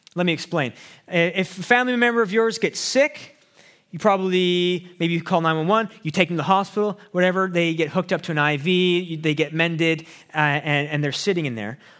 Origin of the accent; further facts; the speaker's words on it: Abbotsford, British Columbia, Canada; also born or lived in Chicago; I grew up in Abbotsford